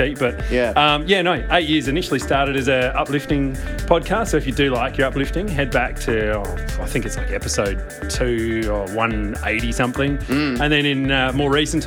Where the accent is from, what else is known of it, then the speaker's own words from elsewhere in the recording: Adelaide, South Australia, Australia; Born and bred right here in Adelaide